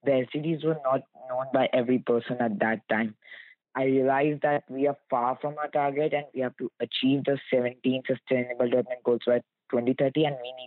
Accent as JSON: {"language": "English", "country": "India", "moved": "yes", "lives_now": "Canada", "said": "I'm from India and currently living in Canada."}